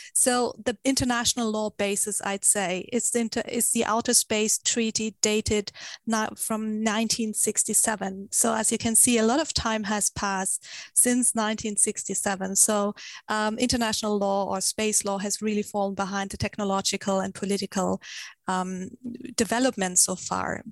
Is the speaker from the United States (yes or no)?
no; Germany; I come from Germany